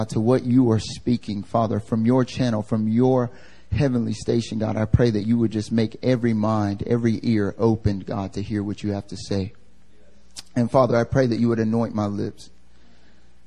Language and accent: English; North Carolina, United States; now in Seoul, South Korea; I'm from North Carolina